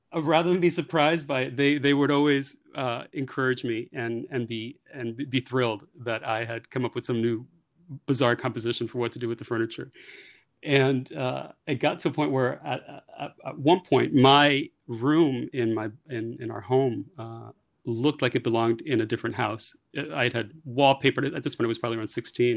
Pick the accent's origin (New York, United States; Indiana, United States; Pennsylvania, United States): New York, United States; New York City; moved away as an adult; now in Paris, France; born and raised in New York, actually born and raised in the Bronx in New York